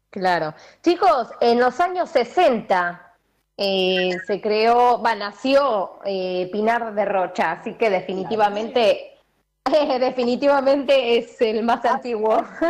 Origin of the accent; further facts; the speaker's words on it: San Justo, Buenos Aires Province, Argentina; Yo soy de San Justo también, nacida en San Justo